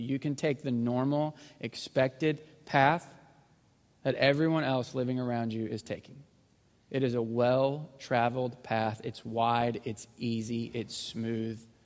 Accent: Missouri, United States; moved away; I grew up in Missouri, so we're not super sophisticated up there.

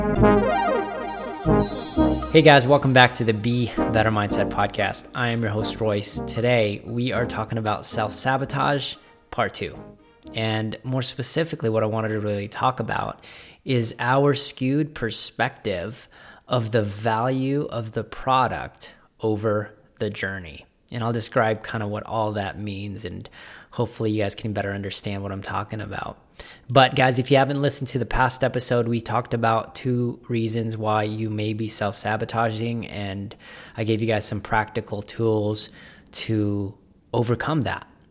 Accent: Las Vegas, Nevada, United States; I'm from Las Vegas.

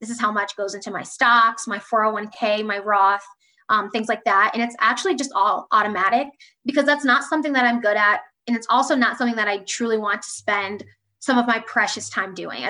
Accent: Columbus, Ohio, United States; now in Indianapolis, United States; I'm from Columbus, Ohio, living in Indianapolis, loving it. I'm a Midwest girl at heart

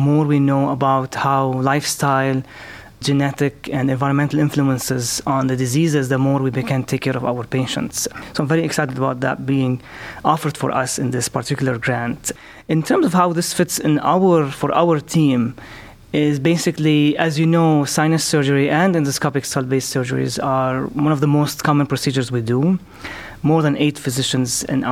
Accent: Lebanon; moved away as an adult; also born or lived in Beirut, Lebanon / Chicago, United States / Birmingham, Alabama, United States / Texas, United States; now in Cleveland, United States; I'm originally from Lebanon

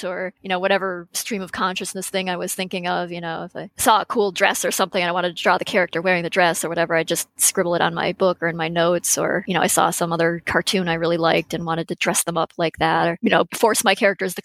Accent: Western Massachusetts, United States; moved away; I actually grew up in Massachusetts.

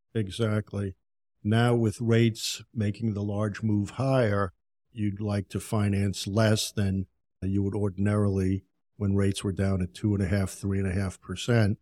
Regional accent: Yonkers, New York, United States; moved away as an adult; also born or lived in Tampa, Florida; now in Florida, United States; I grew up in Yonkers, New York

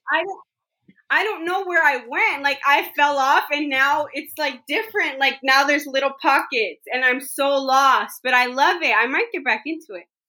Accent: the Bay Area, California, United States; I'm from the Bay Area.

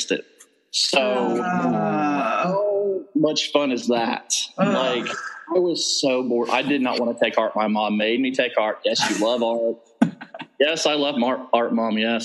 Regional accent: Southern Ohio, United States; moved away as an adult; also born or lived in South Carolina / Indiana / Virginia; I'm originally from Southern Ohio

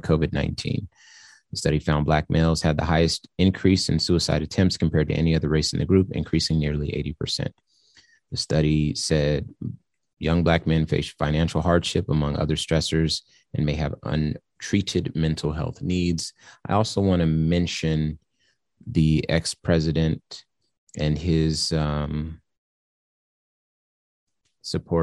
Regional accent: California, United States; I'm from California

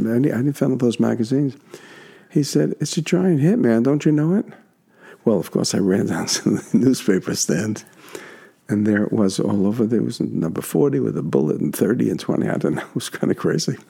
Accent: New York City, New York, United States; my hometown

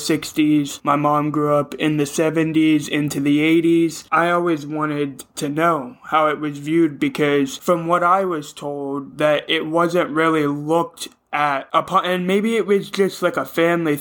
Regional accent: Ohio, United States; I'm even from Ohio

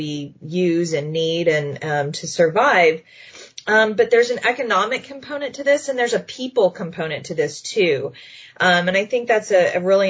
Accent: Texas, United States; moved away as an adult; also born or lived in Austin, Texas; now in Erie, United States; I grew up in Texas

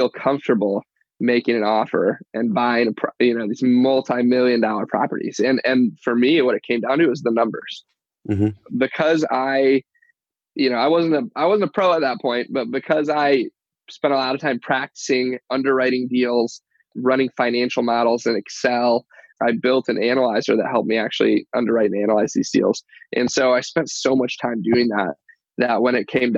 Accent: Detroit, Michigan, United States; I grew up in Michigan, Metro Detroit, Southeast Michigan.

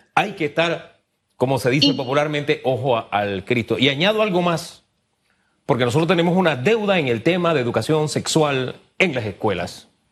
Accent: Panama; nosotros como panameños

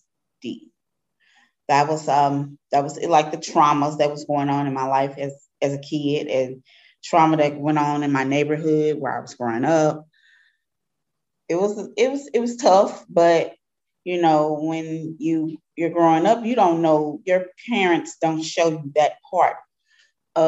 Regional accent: Darst-Webbe Housing Project, 14th and Lafayette, Missouri, United States; I grew up in Doris Webby Housing Project. It's on 14th and Lafayette, near downtown area.

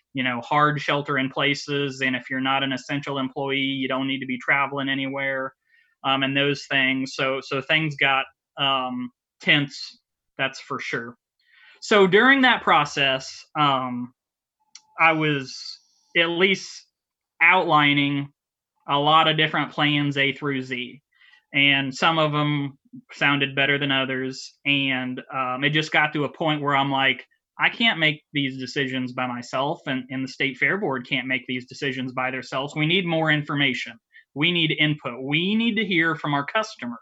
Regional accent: Monrovia, Indiana, United States; I grew up in Monrovia, Indiana. Uh, still live here.

